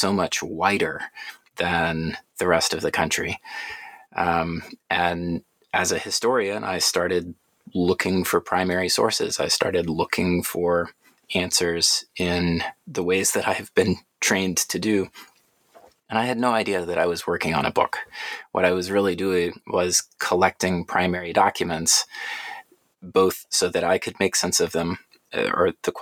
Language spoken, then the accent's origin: English; Atlanta, Georgia, United States; born or raised there